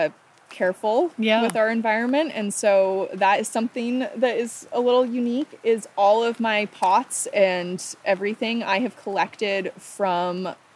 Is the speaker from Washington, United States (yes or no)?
yes; Lopez Island, Washington, United States; born or raised there